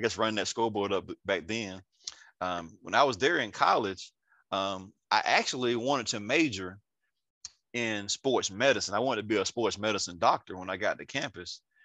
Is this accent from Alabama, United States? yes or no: yes; Andalusia, Alabama, United States; also born or lived in Atlanta, Georgia / Columbus, Georgia / Enterprise, Alabama / Auburn, Alabama; I'm from Andalusia, Alabama. Went to Andalusia High School. Uh, grew up here all my life